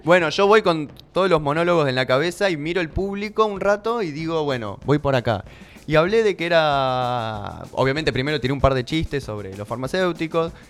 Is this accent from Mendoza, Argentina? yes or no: no; Buenos Aires, Argentina; now in Tandil, Argentina; soy porteño